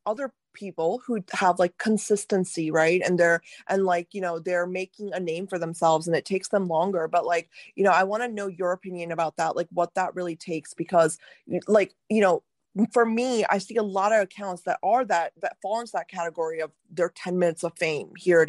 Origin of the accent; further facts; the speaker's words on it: India; listen, as an Indian woman, I'm telling you, like, you are one of the only real Indian women I've seen on social media.